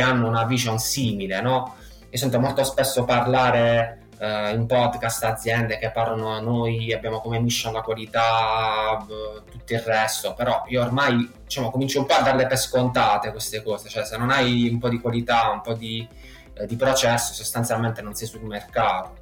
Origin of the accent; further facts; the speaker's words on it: Matera, Basilicata, Italy; also born or lived in Israel; io sono di Matera, una piccola cittadina del sud Italia.